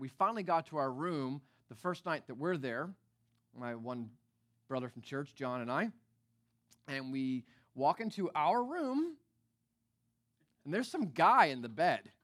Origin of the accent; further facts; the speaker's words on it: East Coast, United States; now in Northern California, United States; I'm from the East Coast